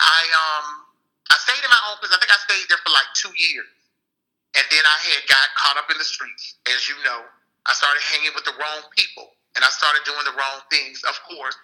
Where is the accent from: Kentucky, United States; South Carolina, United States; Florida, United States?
Florida, United States; Miami; also born or lived in Tampa, Florida; I am from Tampa, Florida, Miami, of course, but I live in Tampa as well